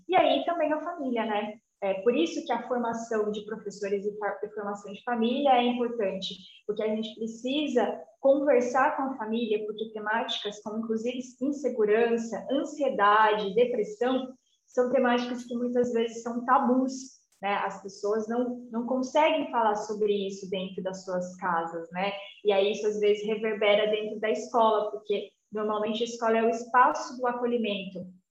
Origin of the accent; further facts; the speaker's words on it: Jacareí, São Paulo, Brazil; also born or lived in Mato Grosso; Eu sou do interior de São Paulo, eu sou ah, de tá. Jacareí, uma cidade bem pequenininha ali